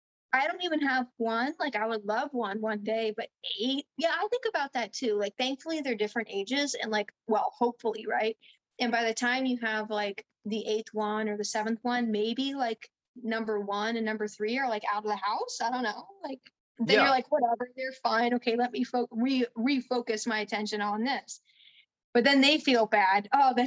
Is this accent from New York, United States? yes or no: no; California, United States; also born or lived in New Jersey; Well, I grew up in, I was born in New Jersey, but then my parents, which is like, oh dear. But then my parents moved, we went to California. We were in the Bay Area too.